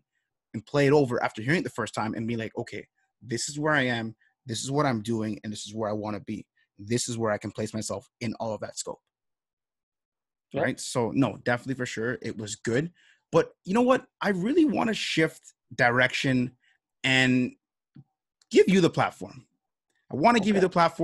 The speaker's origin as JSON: {"language": "English", "town": "Toronto", "region": "Ontario", "country": "Canada", "said": "we are both from Toronto"}